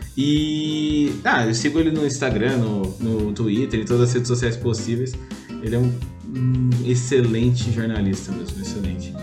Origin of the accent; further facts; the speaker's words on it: Taubaté, São Paulo, Brazil; eu sou de Taubaté